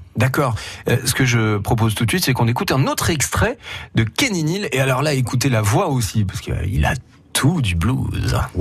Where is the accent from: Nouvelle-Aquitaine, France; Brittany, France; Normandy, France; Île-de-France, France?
Nouvelle-Aquitaine, France; Poitou; chez nous en Poitou